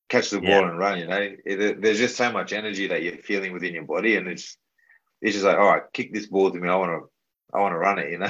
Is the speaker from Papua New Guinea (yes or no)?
yes; Papua New Guinea; in terms of representing the, the PNG and uh, putting the jersey on in my hometown